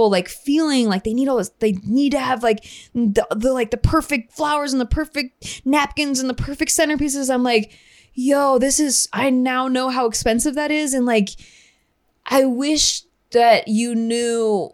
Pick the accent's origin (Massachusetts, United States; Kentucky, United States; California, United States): California, United States; Santa Barbara; It was just my hometown, so I just wanted to get married in my hometown